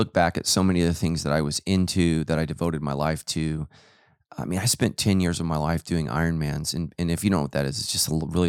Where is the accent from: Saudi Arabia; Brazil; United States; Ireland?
Ireland; Like, I'm Irish, man. We have no sun.